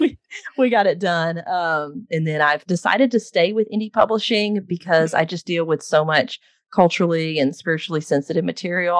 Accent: Texas, United States; I was born and raised in Texas

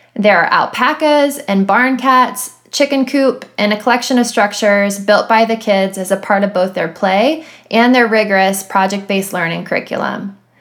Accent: Ohio, United States; I'm from Ohio

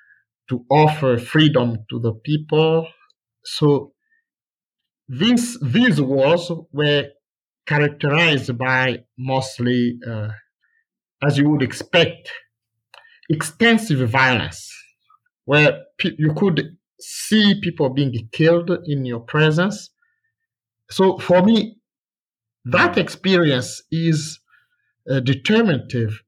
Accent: DR Congo; I grew up here in the Congo

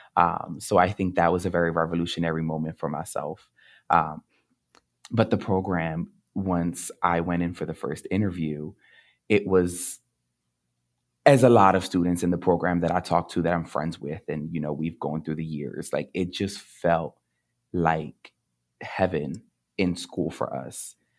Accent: Camden, New Jersey, United States; I grew up in Camden, New Jersey

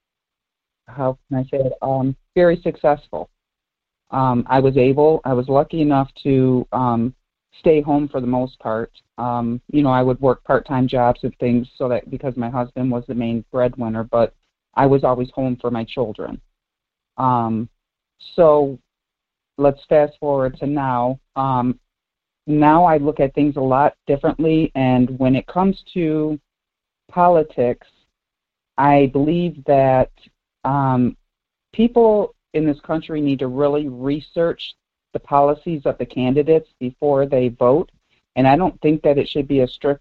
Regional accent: Detroit, Michigan, United States; I grew up in Southwest Detroit

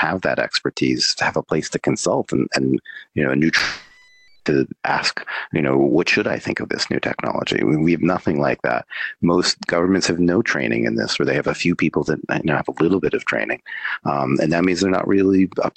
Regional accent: United States; I'm an American citizen

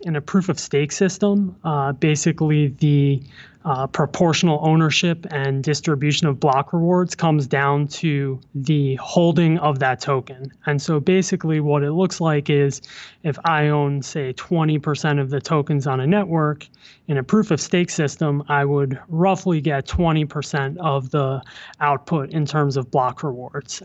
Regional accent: New Jersey, United States; moved away as an adult; also born or lived in New York City / Pennsylvania; now in New York, United States; I was born in the city. I grew up in New Jersey, went to college in Pennsylvania, um, and made my way back to New York.

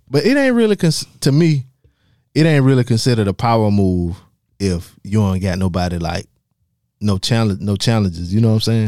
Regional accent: South Carolina, United States; I'm from South Carolina too

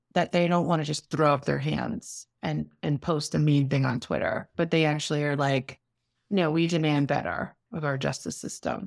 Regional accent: New York City, New York, United States; I grew up in New York City.

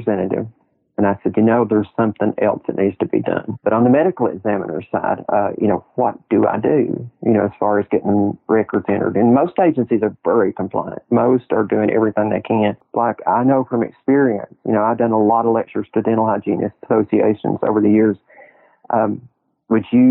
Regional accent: Tennessee, United States; here in my hometown

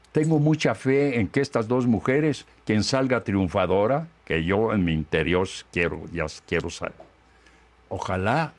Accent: Guanajuato, Mexico; como soy de Guanajuato

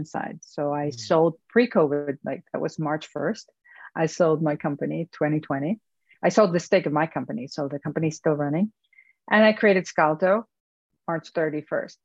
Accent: Venezuela; moved away as an adult; now in United States; I went to Caracas to work and to go back to my home country

